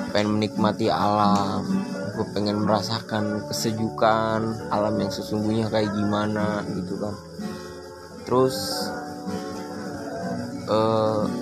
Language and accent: Indonesian; Tegal, Central Java, Indonesia; also born or lived in Tangerang; Asal gue dari Jawa, gue lama di Tangerang, jadi gue jadi orang OTT, orang Tegal Tangerang.